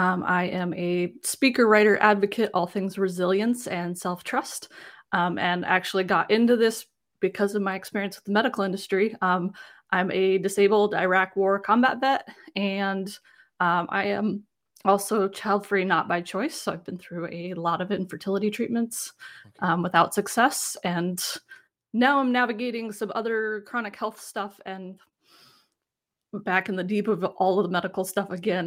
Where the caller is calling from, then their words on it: Richmond, Virginia, United States; I am in Richmond, Virginia.